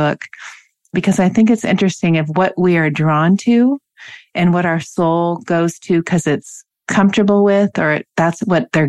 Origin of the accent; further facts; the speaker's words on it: Washington, United States; I grew up in Washington